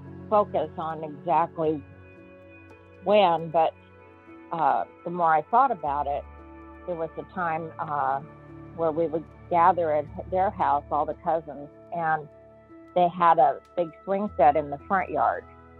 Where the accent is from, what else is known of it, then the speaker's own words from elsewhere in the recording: Apple Valley, California, United States; I'm from Apple Valley, California.